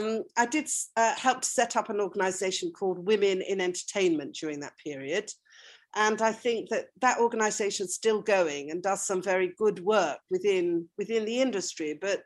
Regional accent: North West England, United Kingdom; So I was brought up in a small working class mill town in Lancashire. As you can hear from my accent, it's true, I completely reinvented myself.

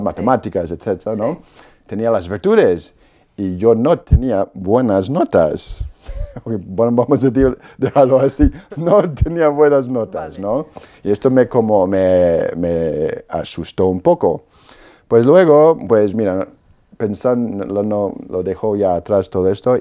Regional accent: Perth Amboy, New Jersey, United States; Spanish is a second language; moved away; Yo soy de Estados Unidos, Perth Amboy, New Jersey. Pues mis padres son polacos, ellos se trasladaron a Estados Unidos después de la guerra y yo nací ahí en New Jersey

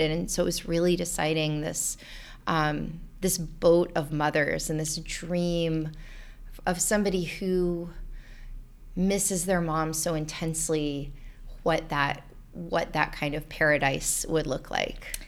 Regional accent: North Florida, United States; I'm from North Florida, and there are a lot of snakes and alligators anyway.

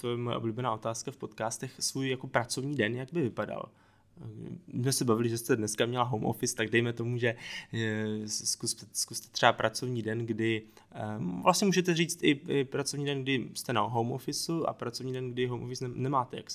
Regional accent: Moravia, Czechia; jsem z Moravy

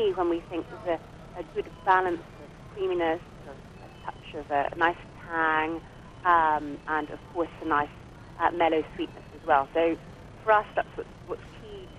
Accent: Ireland; In Ireland

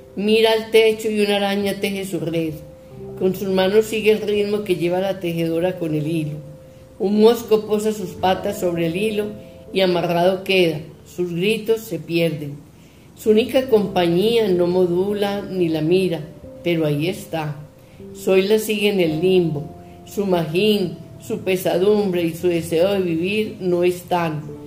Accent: Colombia; de Colombia

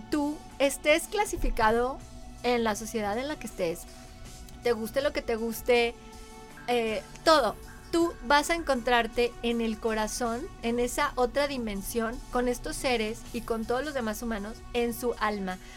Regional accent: Mexico; somos todos lo mismo, somos mexicanos

